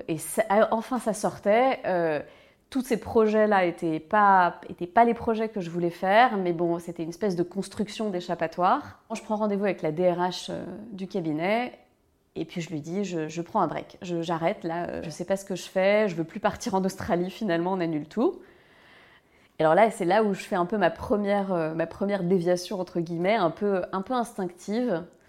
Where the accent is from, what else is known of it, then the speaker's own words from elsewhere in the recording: Malakoff, Île-de-France, France; J'ai grandi euh, à Malakoff, dans le, sud de Paris